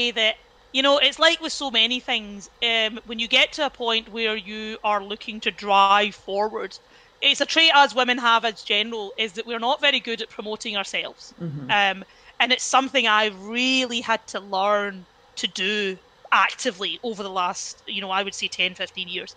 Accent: Cumbernauld, Scotland, United Kingdom; I grew up in Cumbernauld, went to the local state school

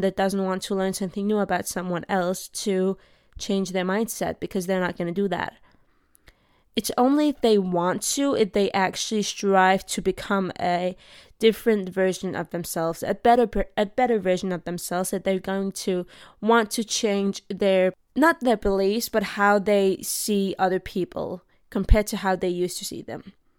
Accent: Denmark; also born or lived in Iraq; I grew up in Denmark

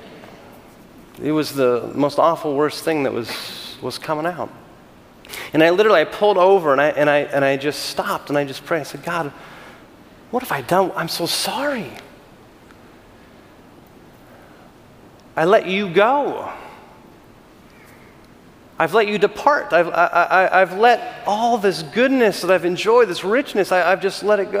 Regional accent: California, United States; I'm from California

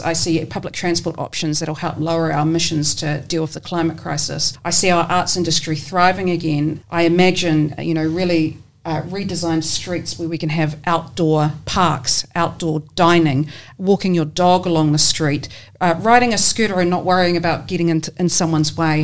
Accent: Porirua, Wellington, New Zealand; also born or lived in Taranaki; now in Wellington, New Zealand; I grew up in Cannons Creek in Porirua and went to Cannons Creek Primary School there

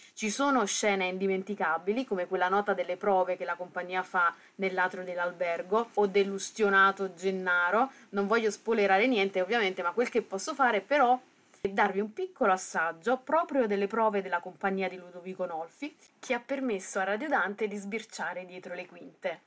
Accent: Naples, Campania, Italy; sono napoletana

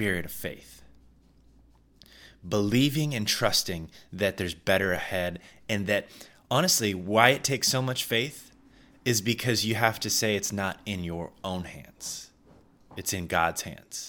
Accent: Midwest, United States; I'm from the Midwest, we had many tornado storms

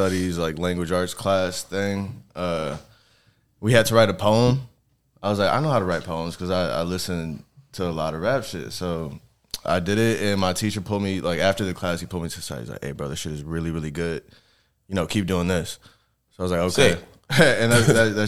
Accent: Melrose Park, Illinois, United States; moved away as an adult; I grew up in Melrose Park.

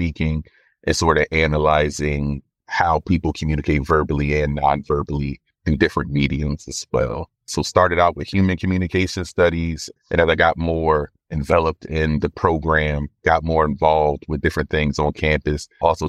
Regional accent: Philadelphia, Pennsylvania, United States; now in Boston, United States; I was born and raised in North Philly to my mom and dad.

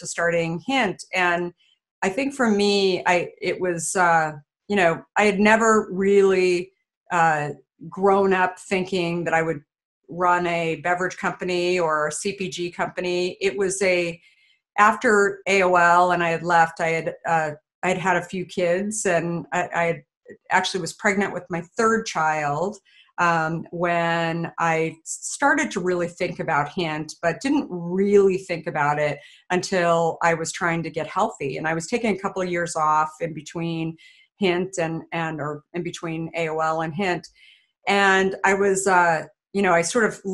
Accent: Arizona, United States; I grew up in Arizona

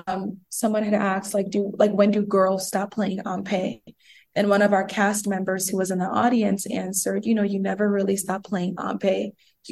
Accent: Nigeria; now in Columbus, United States; And we're both immigrants. She's from Ghana, I'm from Nigeria, and we moved to Columbus, Ohio during like our formative years.

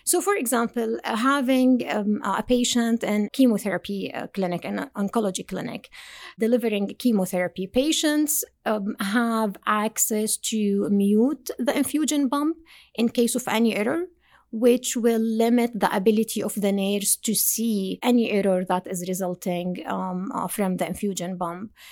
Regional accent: Jordan; moved away as an adult; also born or lived in Binghamton, United States; now in United States; From Jordan. So I did my undergrad and master degree in Jordan

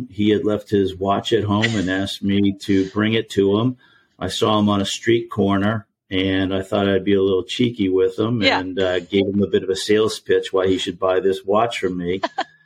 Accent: Boston, Massachusetts, United States; moved away as an adult; also born or lived in New York / Hong Kong; now in Seattle, United States; born and raised in Boston, Massachusetts.

